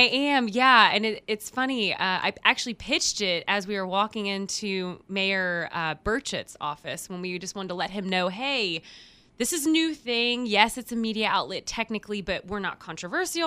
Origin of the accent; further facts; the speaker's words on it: Houston, Texas, United States; now in Knoxville, United States; I'm from Houston, right? Massive, massive city